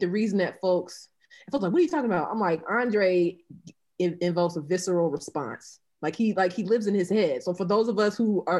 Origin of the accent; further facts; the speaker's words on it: Albany, Georgia, United States; I'm from Albany, Georgia